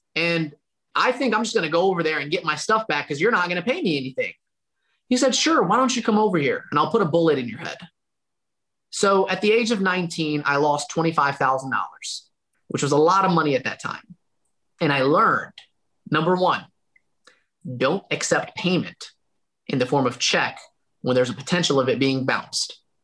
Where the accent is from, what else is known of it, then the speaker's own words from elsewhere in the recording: Dalton, Georgia, United States; within a 30 mile radius of my hometown of Dalton, Georgia